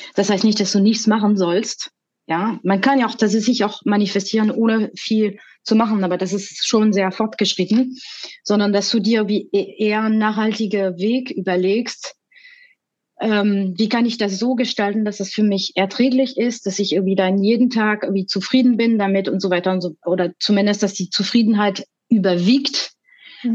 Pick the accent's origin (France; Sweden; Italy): France; German is a second language; moved away as an adult; now in Germany; ich bin ursprünglich aus Frankreich und ich lebe seit 20 Jahren in Deutschland.